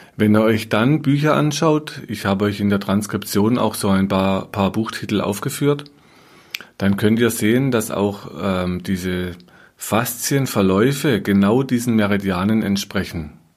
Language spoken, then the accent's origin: German; Germany; bei uns in Deutschland